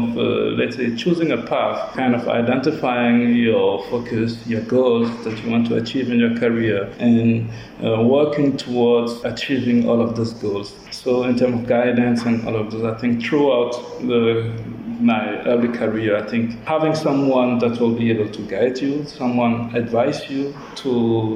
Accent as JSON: {"language": "English", "country": "Burkina Faso", "said": "from Burkina Faso"}